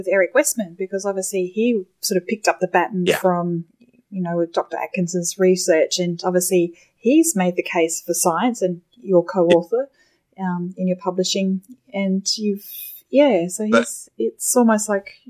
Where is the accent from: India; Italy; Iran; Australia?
Australia; Adelaide, South Australia; my hometown in Adelaide